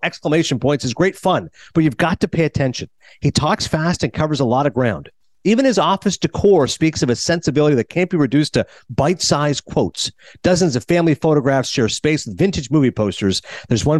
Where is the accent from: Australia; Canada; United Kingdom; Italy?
Canada; now in United States